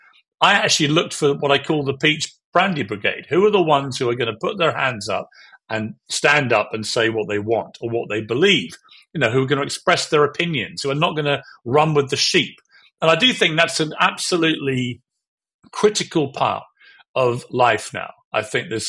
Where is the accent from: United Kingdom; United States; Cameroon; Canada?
United Kingdom; I have a view as a Brit